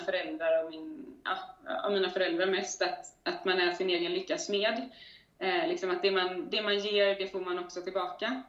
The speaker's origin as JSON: {"language": "Swedish", "town": "Gothenburg", "region": "Västra Götaland", "country": "Sweden", "tie": "born or raised there", "moved": "as an adult", "lives_now": "Stockholm, Sweden", "said": "göteborgare i grunden, men har varit, eh, har varit ute och flängt i världen ett par år, de senaste fem åren"}